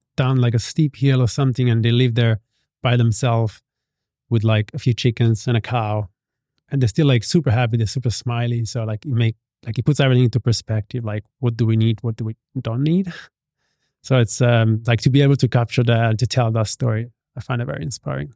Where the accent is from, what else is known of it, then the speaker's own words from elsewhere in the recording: Italy; moved away as an adult; now in Bali, Indonesia; I grew up in Italy